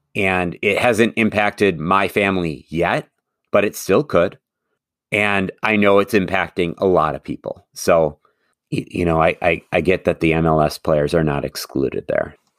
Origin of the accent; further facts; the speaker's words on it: Madison, Wisconsin, United States; I'm a Forward Madison fan, and part of the reason I am is not just the love of my hometown